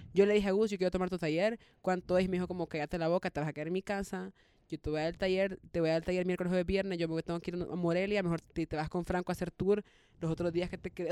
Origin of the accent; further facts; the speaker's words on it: El Salvador; como yo soy salvadoreña